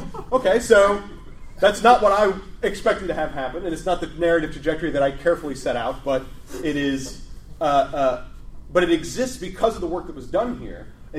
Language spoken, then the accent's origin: English; Midwest, United States; I'm from the Midwest.